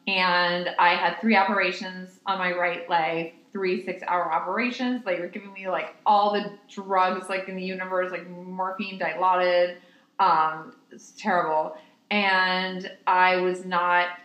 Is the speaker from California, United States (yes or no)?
no; New York, United States; I was born and raised in New York